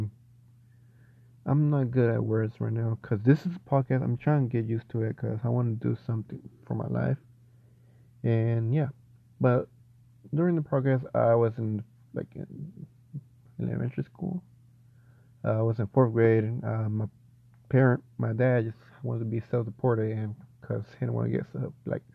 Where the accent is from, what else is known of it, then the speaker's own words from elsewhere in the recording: Chapel Hill, North Carolina, United States; I was born in Chapel Hill, North Carolina, on October 23rd, 1998